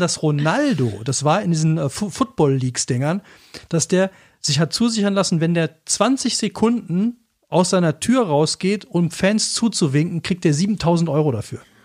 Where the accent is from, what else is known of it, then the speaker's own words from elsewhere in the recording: Cologne, North Rhine-Westphalia, Germany; now in Black Forest, Germany; ich komme ja aus Köln